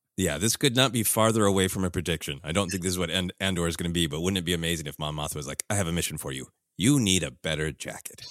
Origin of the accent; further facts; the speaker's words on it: Minnesota, United States; moved away; growing up in Minnesota